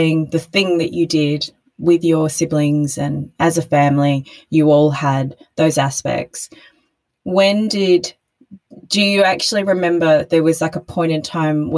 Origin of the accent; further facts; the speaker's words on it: Brisbane, Queensland, Australia; I grew up in Brisbane